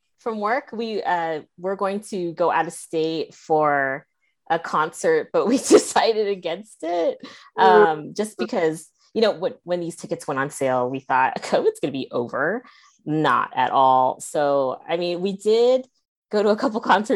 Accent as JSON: {"language": "English", "area": "Bay Area", "region": "California", "country": "United States", "tie": "born or raised there", "moved": "yes", "lives_now": "Las Vegas, United States", "said": "I grew up in the Bay Area"}